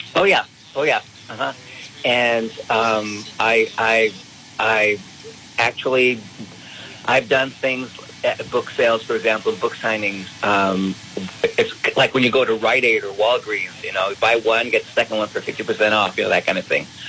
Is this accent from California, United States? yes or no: yes; California, United States; moved away as an adult; also born or lived in Lubbock, Texas / Chicago, Illinois; now I'm back in my home state of California